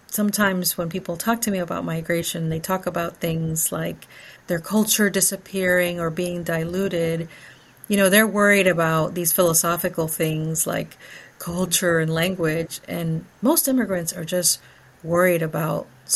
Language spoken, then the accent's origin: English; Florida, United States; English is a second language; also born or lived in Guatemala / Los Angeles; I was raised in Florida